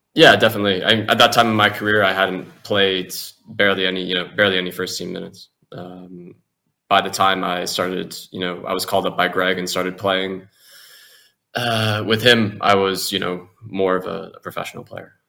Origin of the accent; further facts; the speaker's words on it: United States; moved away; also born or lived in Europe; being an American in Europe by yourself when you're young, a football player